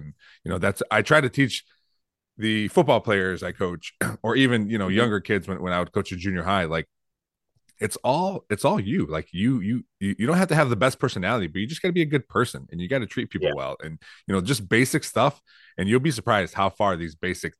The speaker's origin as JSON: {"language": "English", "town": "Toledo", "region": "Ohio", "country": "United States", "tie": "born or raised there", "also_born_or_lived": "Perrysburg, Ohio", "said": "I've been around this in Northwest Ohio my entire life. I grew up in Toledo and I moved to Perrysburg when I was a freshman. And then for a few years, I moved back to Toledo with my wife. And then we made our way back to Perrysburg. So I've only been here."}